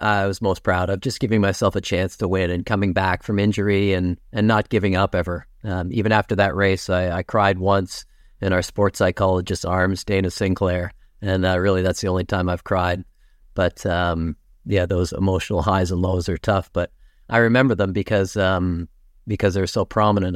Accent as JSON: {"language": "English", "town": "King City", "region": "Ontario", "country": "Canada", "tie": "born or raised there", "also_born_or_lived": "Toronto / Kettleby / Aurora", "said": "I was born in Toronto, but, uh, my parents moved to York region when they were younger. My parents had a business in Richmond Hill, and, um, so we lived, um, in King City originally"}